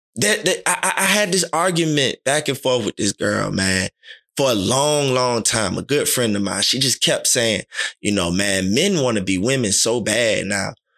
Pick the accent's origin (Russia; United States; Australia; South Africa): United States; Miami, Florida; growing up in Little League, our motto was, "Talk less and do more." Liberty City Vikings